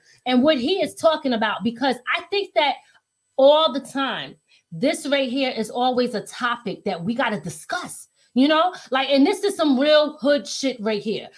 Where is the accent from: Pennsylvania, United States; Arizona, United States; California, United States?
Pennsylvania, United States; Philadelphia; also born or lived in New York; now in Hudson Valley, New York, United States; I'm originally from Philly